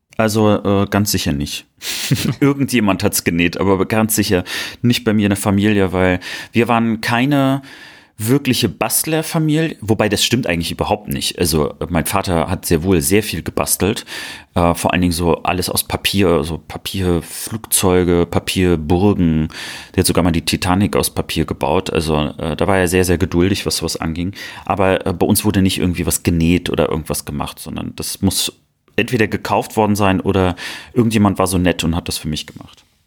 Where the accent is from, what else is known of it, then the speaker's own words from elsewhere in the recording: Cologne, North Rhine-Westphalia, Germany; ich bin ja als Kölner